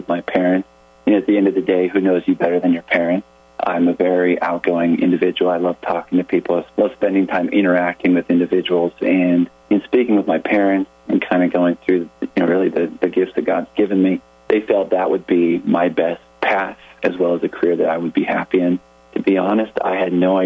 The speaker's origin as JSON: {"language": "English", "town": "Thornton", "region": "Colorado", "country": "United States", "tie": "born or raised there", "said": "I grew up in a town called Thornton, Colorado, and about 10 miles north of downtown Denver"}